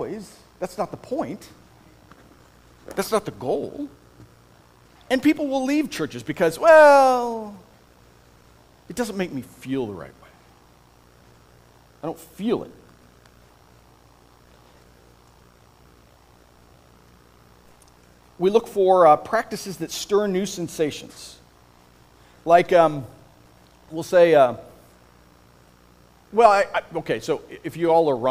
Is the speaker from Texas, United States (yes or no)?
no; Iowa, United States; moved away; I grew up in Iowa.